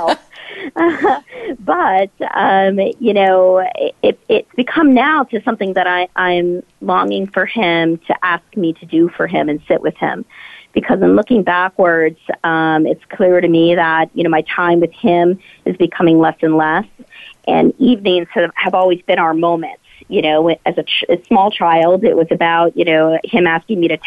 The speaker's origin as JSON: {"language": "English", "region": "New York", "country": "United States", "tie": "born or raised there", "said": "I'm here in New York, my hometown"}